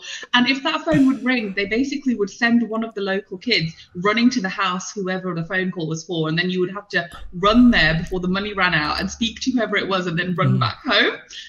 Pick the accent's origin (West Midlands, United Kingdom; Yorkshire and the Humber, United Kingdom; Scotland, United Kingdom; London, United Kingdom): London, United Kingdom; born there; I was born in the UK. I was born in London.